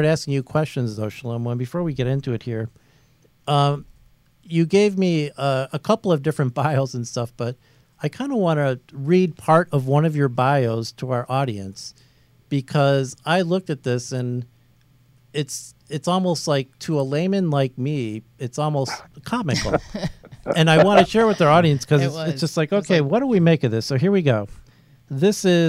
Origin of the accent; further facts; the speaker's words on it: Chicago, Illinois, United States; I'm from Chicago